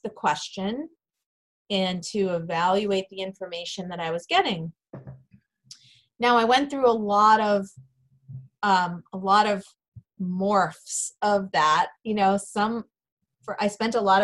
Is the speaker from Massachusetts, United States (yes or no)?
yes; Massachusetts, United States; moved away as an adult; I did end up moving back to my hometown in Massachusetts, where I was from